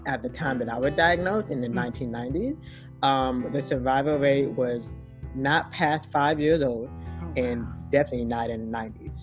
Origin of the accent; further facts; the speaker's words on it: South Florida, United States; We were living in sunny South Florida.